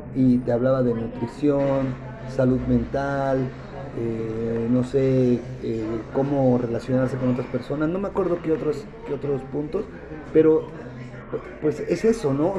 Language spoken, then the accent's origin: Spanish; Mexico City, Mexico; also born or lived in Durango; yo nací aquí en la Ciudad de México